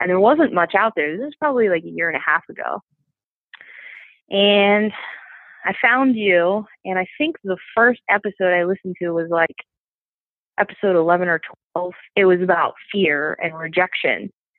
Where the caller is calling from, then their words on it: King of Prussia, Pennsylvania, United States; So I am in King of Prussia, Pennsylvania, which is like right outside of Philadelphia, like 20 minutes away.